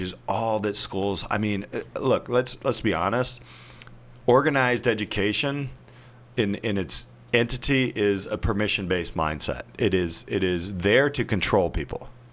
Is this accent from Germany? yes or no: no; Indiana, United States; I'm from Indiana